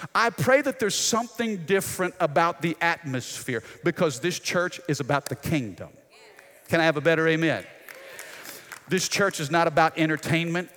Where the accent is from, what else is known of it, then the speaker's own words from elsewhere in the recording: United States; as American citizens